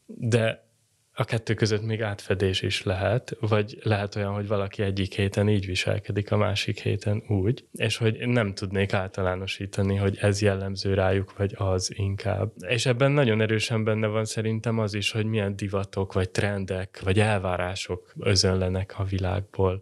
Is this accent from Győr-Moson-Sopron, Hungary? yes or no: no; Budapest, Hungary; Én a belvárosban nyolcadik kerületben nőttem föl